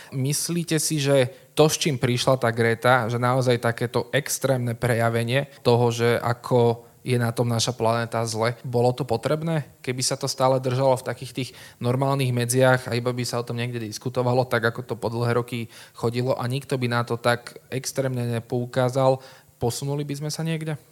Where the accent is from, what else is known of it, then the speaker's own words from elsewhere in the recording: Trnava, Trnava Region, Slovakia; Som Trnavčan, žijem v Trnave